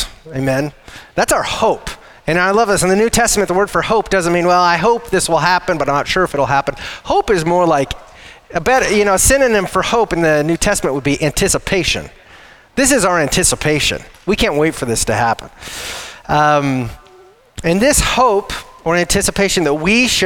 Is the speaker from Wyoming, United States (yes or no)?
yes; Wyoming, United States; moved away as an adult; we are not from this area. We're from Wyoming originally. We've served here for 13 years